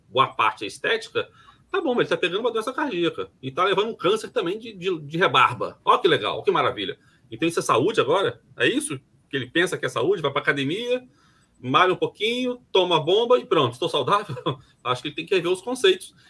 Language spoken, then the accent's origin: Portuguese; Brazil; como brasileiro